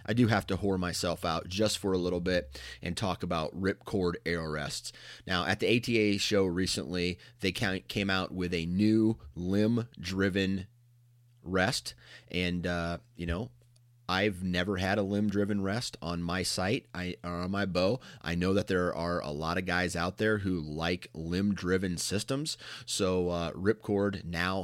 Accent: Mount Pleasant, Iowa, United States; I'm from Mount Pleasant, Iowa originally

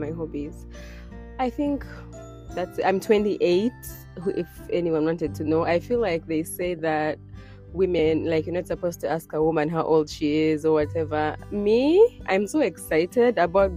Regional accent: Kampala, Central Region, Uganda; now in United States; I was born and raised in Uganda, Kampala, Uganda. And I currently live in the United States.

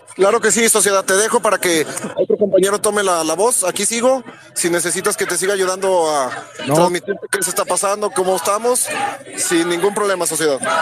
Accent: Fresnillo, Zacatecas, Mexico; soy de aquí de Frenillo Zacatecas

